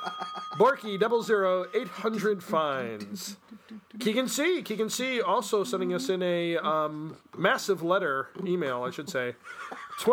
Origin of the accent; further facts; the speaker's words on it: Ireland; Because I am. I'm Irish.